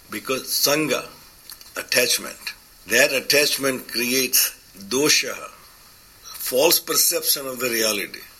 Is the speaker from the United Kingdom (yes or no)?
no; India; I come from India, but I go back and I feel uncomfortable there.